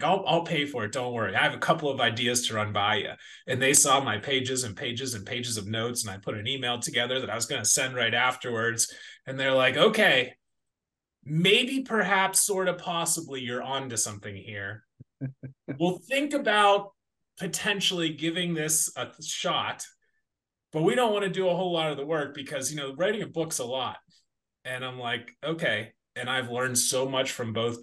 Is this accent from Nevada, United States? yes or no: no; Butler, Pennsylvania, United States; born and raised in Butler on a farm